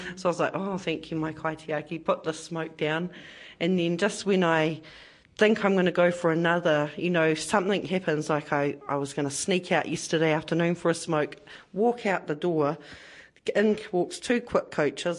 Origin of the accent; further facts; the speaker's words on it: Porirua, Wellington, New Zealand; I'm born and bred in Porirua